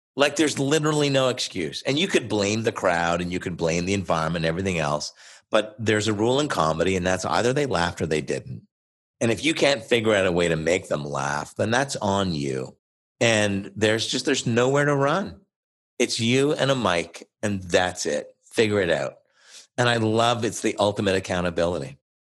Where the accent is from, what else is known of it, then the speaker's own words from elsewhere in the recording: Oshawa, Ontario, Canada; also born or lived in Montreal; originally from Montreal, but I grew up in a city about an hour east of Toronto called Oshawa, Ontario